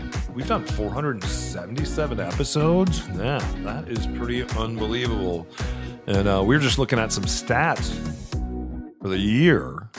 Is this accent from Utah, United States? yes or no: no; Albuquerque, New Mexico, United States; also born or lived in Arizona / California / Texas; now in Washington State, United States; growing up in Albuquerque